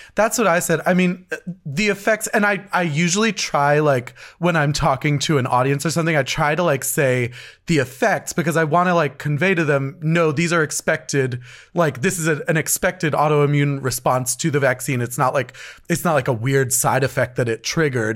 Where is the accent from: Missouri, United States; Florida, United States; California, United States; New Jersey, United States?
New Jersey, United States; also born or lived in New York City; we grew up here in New Jersey.